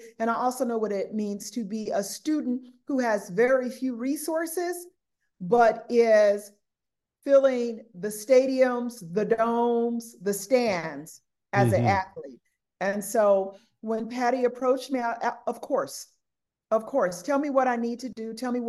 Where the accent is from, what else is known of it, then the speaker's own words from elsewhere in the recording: Southern California, United States; moved away; I'm from Southern California